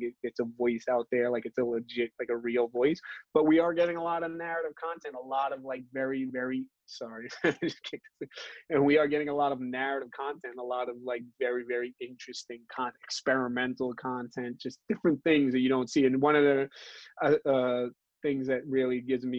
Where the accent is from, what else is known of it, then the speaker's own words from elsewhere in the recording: New York City, New York, United States; I grew up in Brooklyn, born and raised